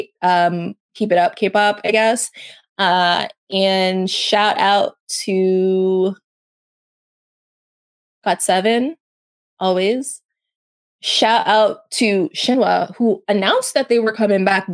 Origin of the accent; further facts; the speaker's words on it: Canada; I'm Canadian